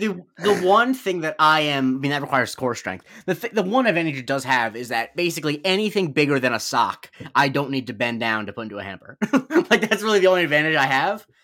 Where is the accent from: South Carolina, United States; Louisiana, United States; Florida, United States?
Florida, United States; I grew up in Florida